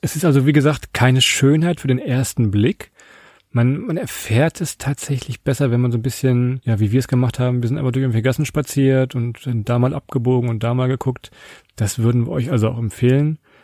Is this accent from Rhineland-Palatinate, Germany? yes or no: no; Southern Lower Saxony, Germany; Ich komme aus, ich aus Südniedersachsen, da sagt man das so